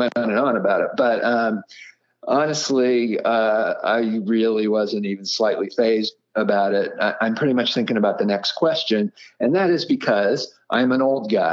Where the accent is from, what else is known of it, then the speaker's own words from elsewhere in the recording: Denver, Colorado, United States; now in Charleston, United States; I grew up in Denver